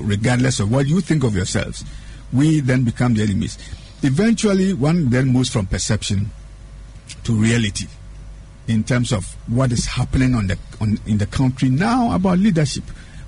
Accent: Aguna, Central Region, Ghana; Just drive from Winneba Junction through Swedru to my hometown, the little village of Aguna, Duyakwa, Tursaba.

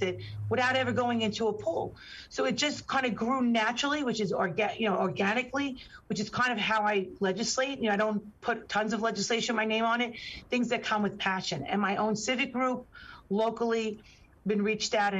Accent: New York City, New York, United States; a child born and raised on the Rockaway Peninsula, the ocean on one side, Jamaica Bay on another, born and raised

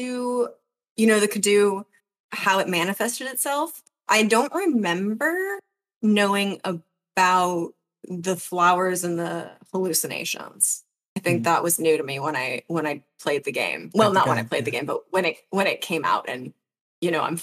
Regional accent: United States; I'm American

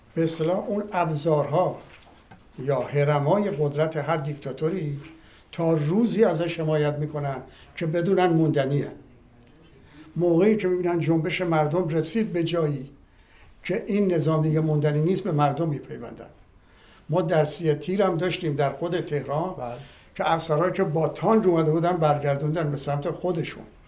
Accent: Iran; من به عنوان یک ایرانی

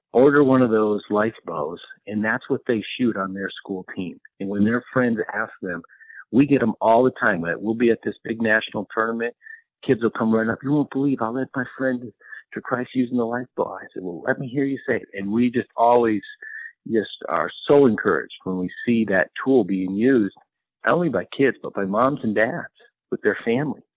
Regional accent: Colorado, United States; I grew up in Colorado

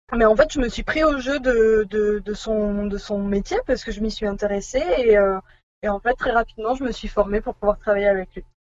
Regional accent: Bordeaux, Nouvelle-Aquitaine, France; moved away as an adult; on est, on va dire de Bordeaux. Voilà, c'est là où on a fait nos études et où nous nous sommes rencontrés

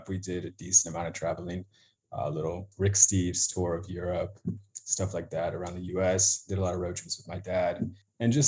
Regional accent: Asheville, North Carolina, United States; moved away as an adult; now in Phoenix, United States; I grew up in Asheville, North Carolina, went to University of South Carolina.

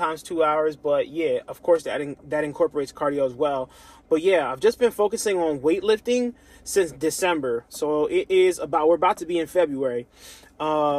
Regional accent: United States; I'm African American

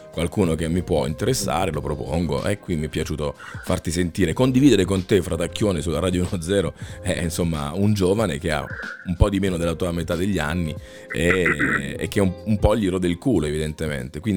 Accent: Naples, Campania, Italy; Nella mia arte ho sempre palesato la mia provenienza. Sono napoletano e ho sempre sofferto molto ho sofferto del separamento. Dalla mia terra voglio che amo

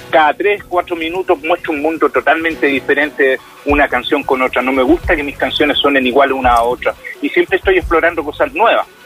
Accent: Chile; estuve como el chileno común, no me fui a ninguna clínica privada, estuve en el hospital de San Fernando

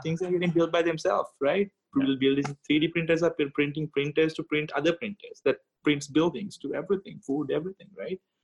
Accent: Sri Lanka; moved away; my home country sri lanka

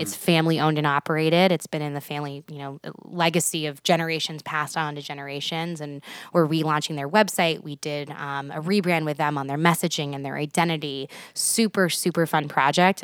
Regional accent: Houston, Texas, United States; moved away as an adult; now in Nebraska, United States; I'm from Houston, Texas originally.

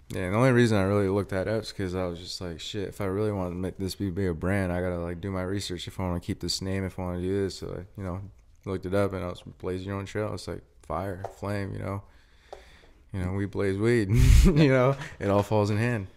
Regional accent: Brewster, Washington, United States; moved away as an adult; also born or lived in Wenatchee, Washington; now in Spokane, United States; I'm a twenty-four-year-old from, uh, Brewster, Washington

